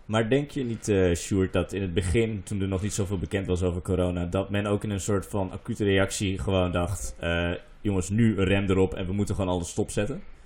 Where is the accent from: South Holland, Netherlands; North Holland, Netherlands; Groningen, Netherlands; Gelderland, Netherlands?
Groningen, Netherlands; moved away; in Groningen, waar ik vandaan kom